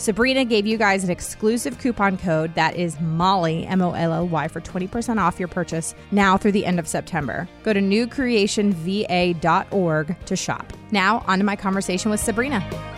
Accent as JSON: {"language": "English", "town": "Herndon", "region": "Virginia", "country": "United States", "tie": "born or raised there", "lives_now": "North Carolina, United States", "said": "I was originally born and raised in Herndon, which is about 15 minutes outside of D.C."}